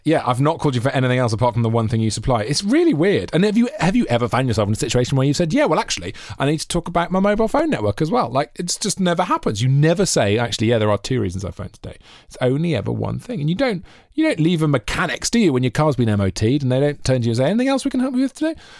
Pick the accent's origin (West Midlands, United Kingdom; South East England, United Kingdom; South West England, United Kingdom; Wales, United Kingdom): Wales, United Kingdom; Monmouth; growing up in Monmouth.